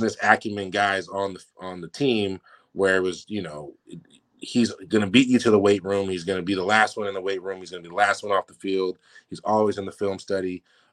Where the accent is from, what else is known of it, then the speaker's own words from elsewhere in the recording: San Francisco, California, United States; moved away as an adult; now in Newport, United States; getting to go home for a couple years in my hometown and home state and playing in San Francisco